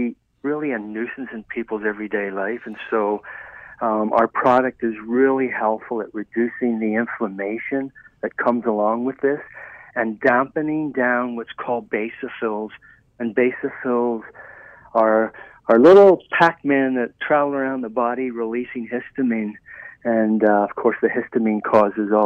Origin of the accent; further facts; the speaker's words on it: Ireland; moved away; I was raised in Ireland